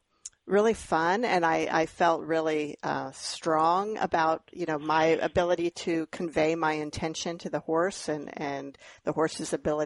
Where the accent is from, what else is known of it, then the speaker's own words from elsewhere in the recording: Grass Valley, California, United States; also born or lived in Iowa / Texas; now in Iowa and Texas, United States; when I was born in Northern California in Grass Valley, and Mom and Dad lived there.